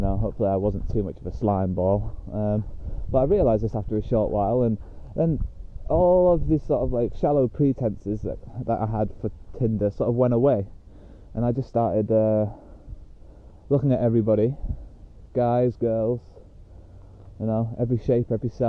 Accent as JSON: {"language": "English", "country": "United Kingdom", "also_born_or_lived": "Australia", "moved": "as an adult"}